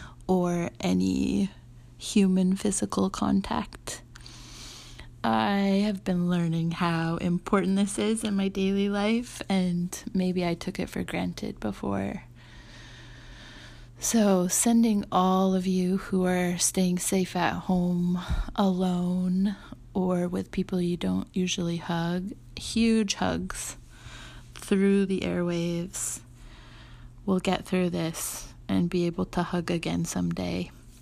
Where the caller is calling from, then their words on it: New York City, New York, United States; I'm calling from Brooklyn, New York